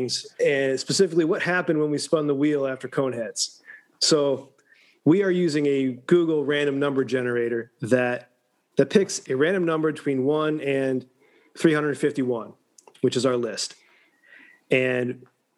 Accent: rural Illinois, United States; moved away as an adult; now in Atlanta, United States; I do come from rural Illinois, and at 18, I left and joined the Army.

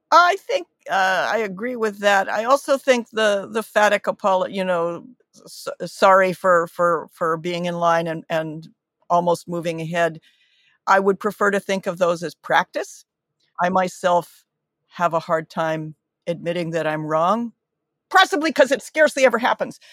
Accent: United States; coming to this as an American

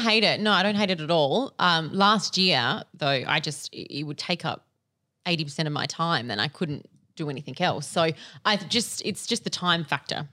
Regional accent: Adelaide, South Australia, Australia; moved away as an adult; now in Sydney, Australia; I am from Little Old Adelaide. I moved to Sydney about two years ago.

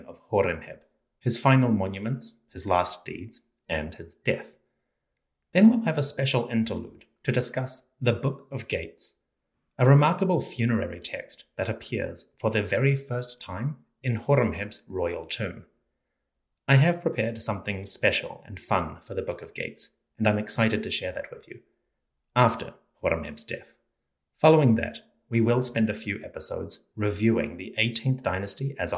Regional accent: Auckland, New Zealand; We are moving out of Auckland, my hometown, to another part of New Zealand

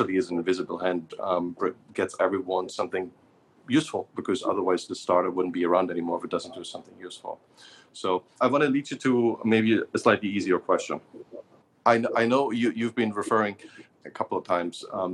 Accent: Germany; I grew up in Germany, which is supposedly a very religious country.

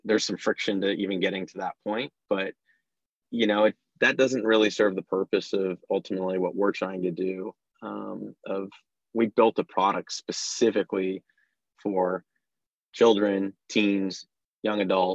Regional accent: Bay Area, California, United States; I was born and raised in the Bay Area

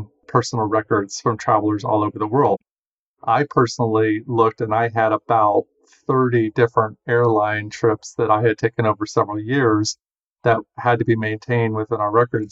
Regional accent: Ohio, United States; moved away as an adult; I grew up in Ohio, went to Ohio State University

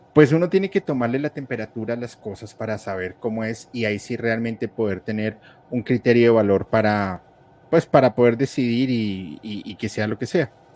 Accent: Colombia; soy colombiano

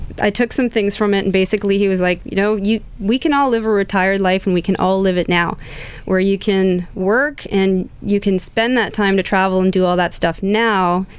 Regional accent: Toronto, Ontario, Canada; moved away as an adult; now in Santa Cruz County, United States; I'm from Canada. I was in Toronto, Canada.

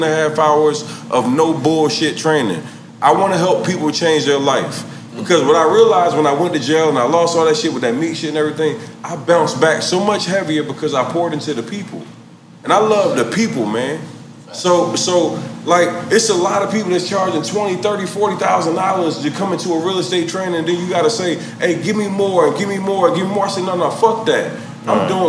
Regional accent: Philadelphia, Pennsylvania, United States; moved away; also born or lived in the South; I came from North Philly

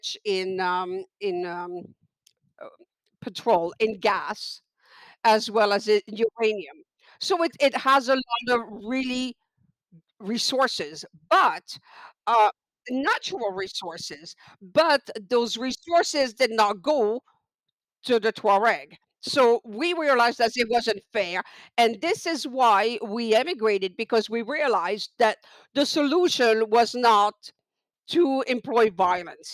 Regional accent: Niger; the country that I come from is Niger, not to be confused with Nigeria

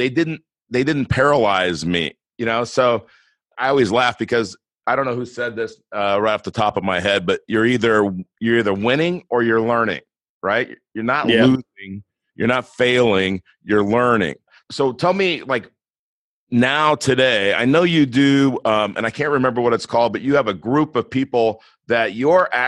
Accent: Los Angeles, California, United States; I grew up in Los Angeles, in the inner city of Los Angeles

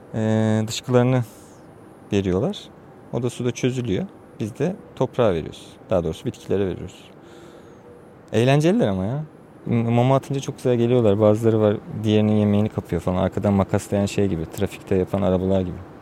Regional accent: Çatalca, Istanbul, Turkey; Oranın yerlisiyiz.

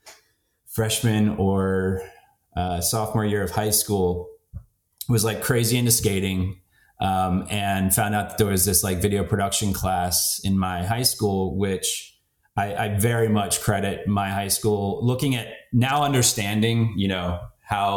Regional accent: West Chester, Pennsylvania, United States; moved away; I grew up outside of Philly, a town called Westchester, Pennsylvania

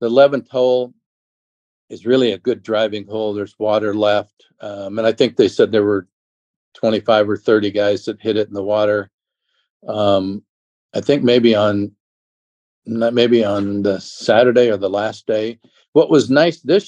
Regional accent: Phoenix, Arizona, United States; I grew up in Phoenix

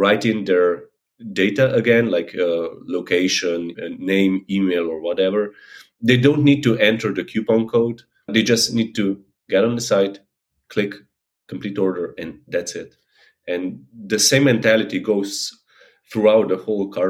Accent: Slovenia; now in Netherlands; I'm from Slovenia, although I currently live in Holland

